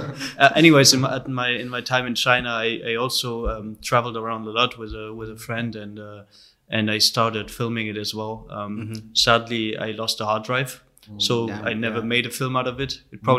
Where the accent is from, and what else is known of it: Brussels, Brussels-Capital Region, Belgium; born or raised there; moved away as an adult; also born or lived in Hanover, Germany; now in Berlin, Germany